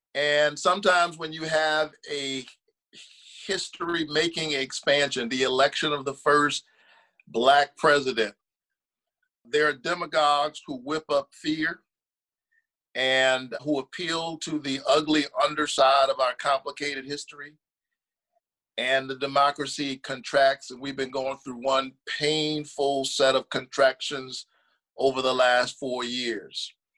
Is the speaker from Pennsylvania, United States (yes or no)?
no; Savannah, Georgia, United States; I'm from Savannah, you know, southeast part of the state.